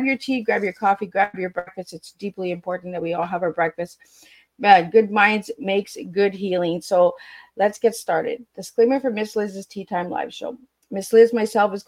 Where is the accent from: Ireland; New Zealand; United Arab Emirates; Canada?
Canada; I'm a Canadian